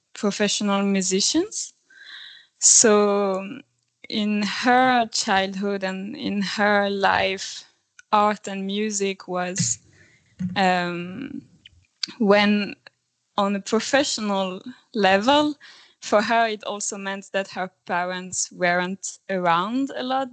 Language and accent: English; France; moved away as an adult; now in Sweden; I come from France, but I've been living in Sweden for the last seven years now.